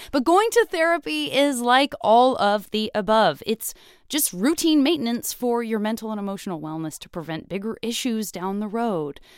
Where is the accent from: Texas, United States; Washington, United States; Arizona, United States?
Arizona, United States; I'm from Arizona